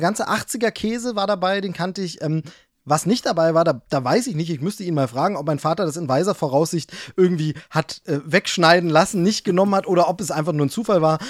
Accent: Hoyerswerda, Saxony, Germany; moved away; also born or lived in Dresden / Würzburg; ich bin ja Ossi. Also sprich, ich bin, äh, in der ehemaligen D D R aufgewachsen

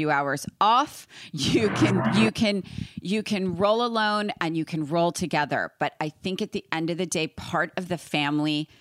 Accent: New York, United States; now in California, United States; I'm from New York

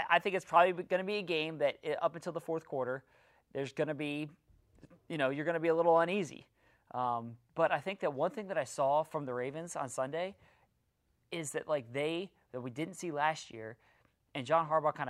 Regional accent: Columbus, Ohio, United States; moved away as an adult; also born or lived in Cleveland, Ohio; now in Baltimore, United States; I grew up in Columbus

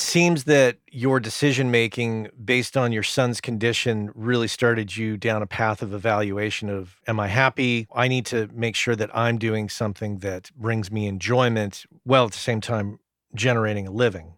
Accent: United States; As an American

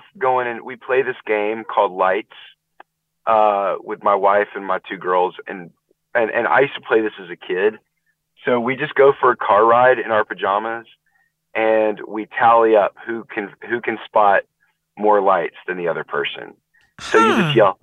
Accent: Nashville, Tennessee, United States; I grew up in Nashville, not too far from Chattanooga

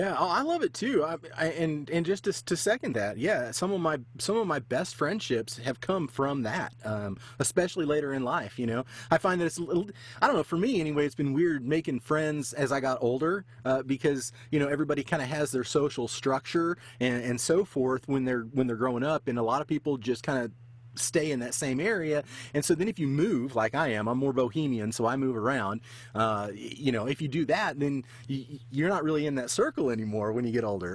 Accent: United States; being from the state, I've never been to Canada

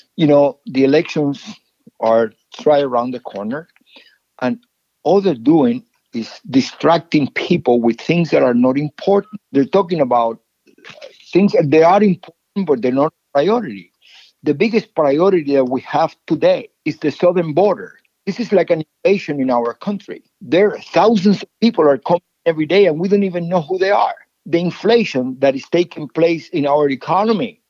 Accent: Cuba; now in United States; when I was growing up in Cuba.

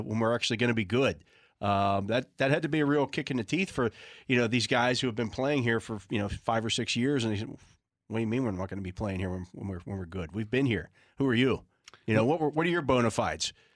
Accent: Western Pennsylvania, United States; I didn't grow up in Pittsburgh per se. I grew up in Western Pennsylvania, but not Pittsburgh

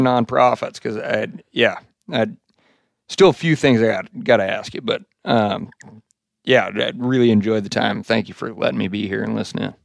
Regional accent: Montana, United States; growing up in Montana

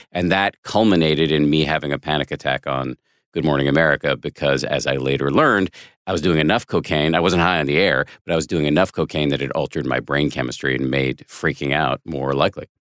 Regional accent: Boston, Massachusetts, United States; moved away; also born or lived in Maine; I went to school in Maine, but I'm from Boston, not far away

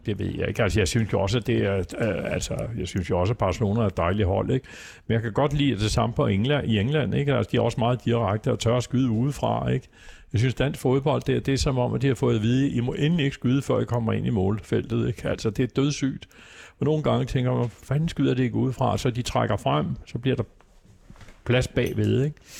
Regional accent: Copenhagen, Capital Region of Denmark, Denmark; jeg kommer fra Vesterbro, øh, vokset op i Hedvigade

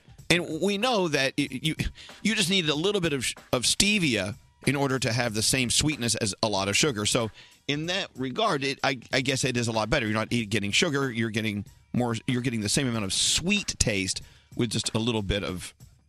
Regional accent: Southern United States, United States; we're from the South. So, you know, We all speak differently.

